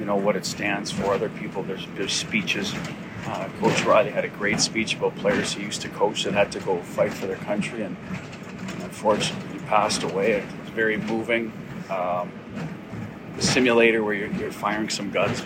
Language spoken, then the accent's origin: English; Canada; now in United States; as a Canadian growing up